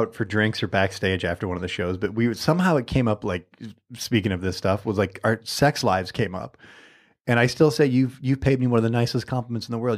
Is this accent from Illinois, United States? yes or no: no; Michigan, United States; I'm from Michigan. I'm born and raised.